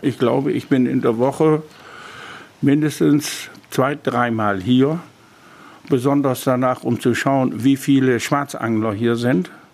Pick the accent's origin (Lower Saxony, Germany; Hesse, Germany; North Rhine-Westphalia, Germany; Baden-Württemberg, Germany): Lower Saxony, Germany; Kornau; born or raised there